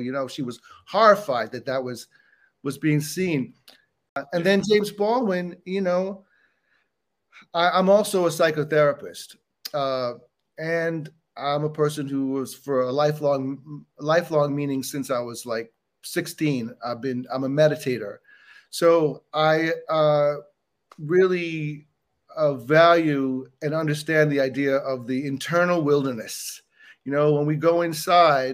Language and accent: English; Bahamas; now in United States; I grew up in the Bahamas, not in the United States